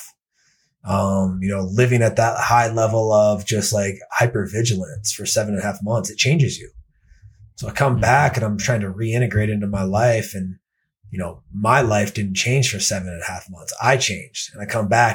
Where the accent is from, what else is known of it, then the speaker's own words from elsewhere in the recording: Denver, Colorado, United States; I'm from Denver, Colorado. I've been out here since 1996